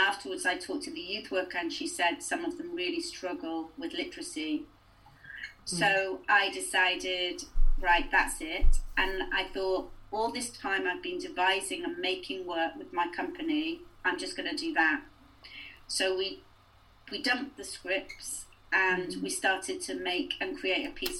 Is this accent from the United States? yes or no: no; Cardiff, Wales, United Kingdom; moved away as an adult; also born or lived in Hull; now in South Wales Valleys, United Kingdom; I'm actually from Cardiff, but when I came to the Valleys